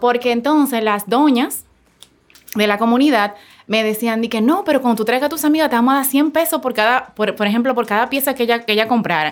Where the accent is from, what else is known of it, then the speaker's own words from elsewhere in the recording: Santo Domingo Norte, Distrito Nacional, Dominican Republic; Yo me crié en un barrio de Santo Domingo, en Sabana Perdida.